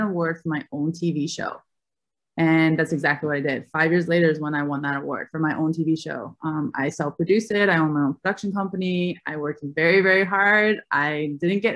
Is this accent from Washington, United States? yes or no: no; Albany, New York, United States; I grew up in Albany, New York